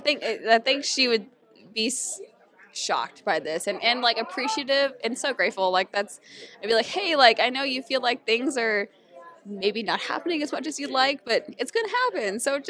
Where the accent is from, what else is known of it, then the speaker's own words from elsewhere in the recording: Hamilton, Ontario, Canada; I'm actually from Hamilton, Ontario.